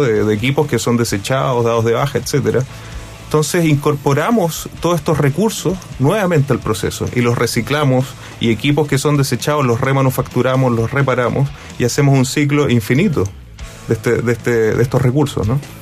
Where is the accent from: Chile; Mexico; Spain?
Chile; Iquique, Tarapacá; Yo, yo vivo en Iquique y, bueno, tengo un compromiso, soy, soy iquiqueño y fue una decisión mía al volver